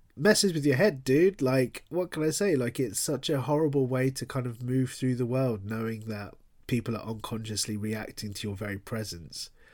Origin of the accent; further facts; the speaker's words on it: London, United Kingdom; moved away as an adult; now in Bristol, United Kingdom; I'm a classic Londoner in that I grew up in London